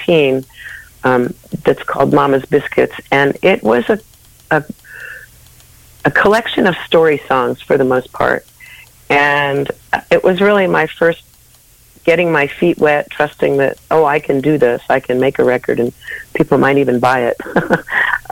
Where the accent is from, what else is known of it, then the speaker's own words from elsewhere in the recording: St. Louis, Missouri, United States; I'm a Midwestern gal. I grew up in St. Louis, Missouri.